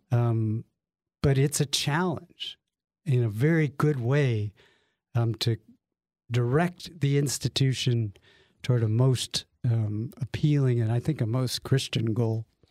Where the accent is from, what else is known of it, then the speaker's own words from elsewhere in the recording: Lakewood, Ohio, United States; We grew up in Lakewood, Ohio, which, for those of you who don't know it, is the lovely first suburb west of Cleveland